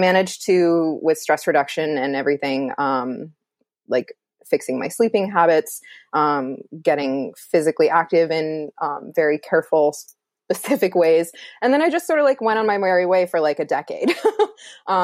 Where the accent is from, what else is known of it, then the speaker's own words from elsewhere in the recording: Iowa, United States; I grew up in Iowa, rural